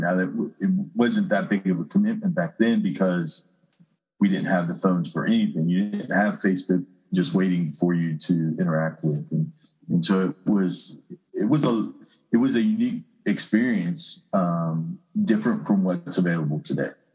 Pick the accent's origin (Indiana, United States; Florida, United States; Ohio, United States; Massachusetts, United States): Ohio, United States; Okeana; moved away as an adult; also born or lived in Cleveland, Tennessee; I am originally from a place called Okeana, Ohio.